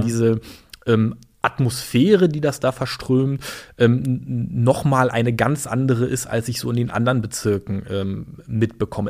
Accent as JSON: {"language": "German", "region": "Berlin", "country": "Germany", "tie": "born or raised there", "also_born_or_lived": "Chemnitz / Greifswald", "said": "Berlin groß geworden äh, in einer Plattenbausiedlung in Berlin-Hellersdorf"}